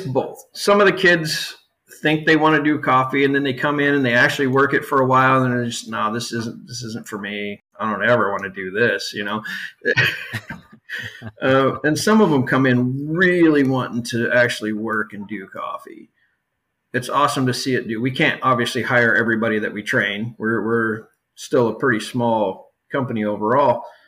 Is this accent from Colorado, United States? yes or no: no; Yuma, Arizona, United States; moved away; also born or lived in Southern California; I grew up in in Southern California and down in Yuma, Arizona, for the most part